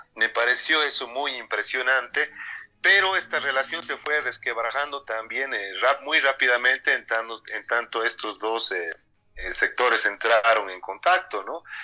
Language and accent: Spanish; Cochabamba, Bolivia; yo soy periodista cochabambino